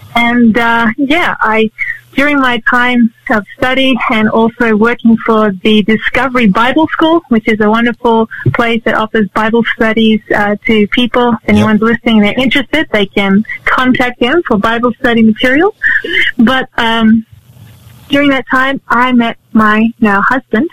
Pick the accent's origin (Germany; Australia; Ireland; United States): Australia; Sydney, New South Wales; I grew up in Sydney